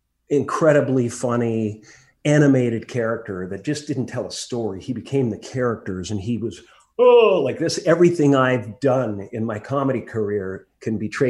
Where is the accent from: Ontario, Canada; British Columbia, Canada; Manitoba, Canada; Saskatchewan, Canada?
Ontario, Canada; Newmarket; born there; I was born in Newmarket, Ontario, which is about, 25 miles north of Toronto.